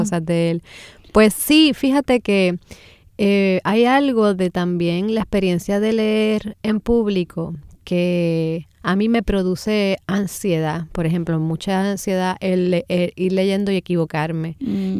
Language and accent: Spanish; San Juan, Puerto Rico; moved away as an adult; now in Ponce, Puerto Rico; soy de San Juan y me crié toda la vida acá